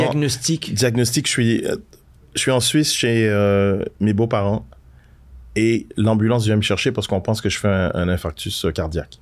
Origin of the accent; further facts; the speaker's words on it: Quebec, Canada; quand j'étais gamin au Québec